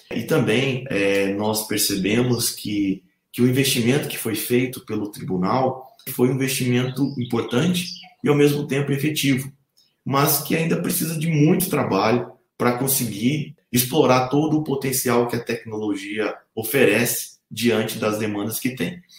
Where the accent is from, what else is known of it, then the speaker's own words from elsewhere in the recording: Assis, São Paulo, Brazil; moved away as an adult; also born or lived in Santa Catarina / Lavras, Minas Gerais; now in Brasília, Brazil; Esse curso foi feito numa faculdade de tecnologia da minha cidade natal, Assis.